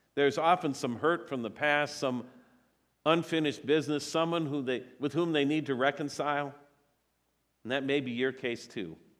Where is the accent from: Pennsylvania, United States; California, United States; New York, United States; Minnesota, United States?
Minnesota, United States; Eagan; I was born in Minneapolis, but I was raised in Eagan, so I say I'm from Eagan